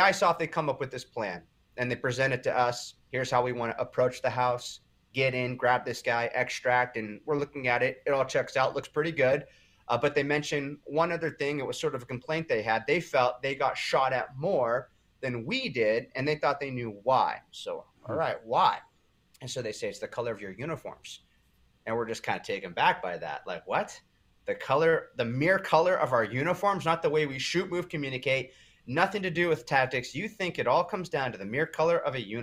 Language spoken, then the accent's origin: English; Huntington Beach, California, United States; my hometown, Huntington Beach, California